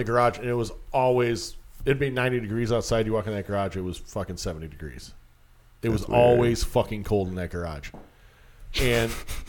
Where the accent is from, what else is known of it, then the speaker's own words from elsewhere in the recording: Round Lake Beach, Illinois, United States; also born or lived in Spring Grove; The house I grew up in Round Lake, in Round Lake Beach.